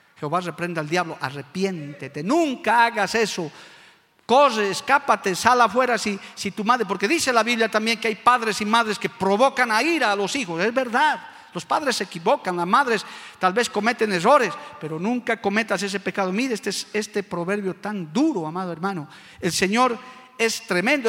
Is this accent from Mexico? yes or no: no; Bolivia; como boliviano y hombre de Dios que soy